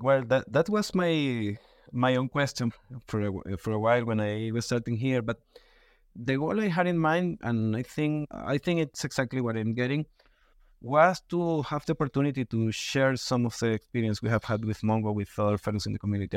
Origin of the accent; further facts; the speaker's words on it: Venezuela; English is a second language; moved away as an adult; now in Mexico; I was born in Venezuela, but I have been living in Mexico six years.